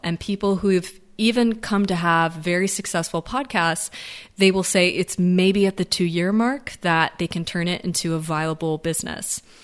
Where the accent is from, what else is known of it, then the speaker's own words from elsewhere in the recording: United States; I speak as being an American